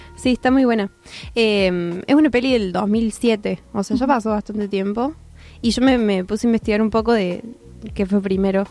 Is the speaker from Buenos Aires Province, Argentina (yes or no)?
no; Córdoba, Argentina; somos de Córdoba